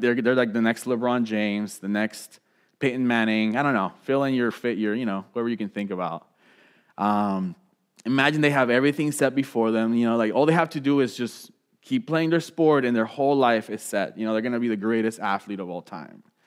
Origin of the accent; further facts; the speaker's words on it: Puerto Rico; moved away; growing up in Puerto Rico